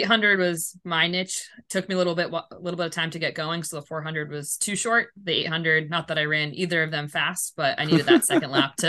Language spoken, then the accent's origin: English; Massachusetts, United States; So I grew up just outside of Boston, about a half hour west of the city.